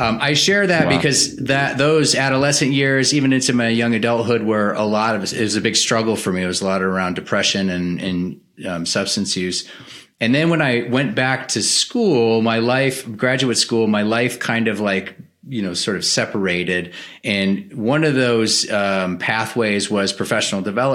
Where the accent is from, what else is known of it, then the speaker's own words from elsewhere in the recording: Green Bay, Wisconsin, United States; So I was raised in the Midwest culture. I'm originally from Green Bay, Wisconsin